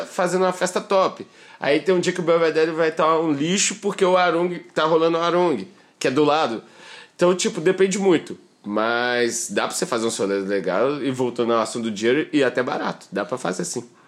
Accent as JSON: {"language": "Portuguese", "town": "Belo Horizonte", "region": "Minas Gerais", "country": "Brazil", "moved": "yes", "lives_now": "Balneário Camboriú, Brazil", "said": "eu sou de BH"}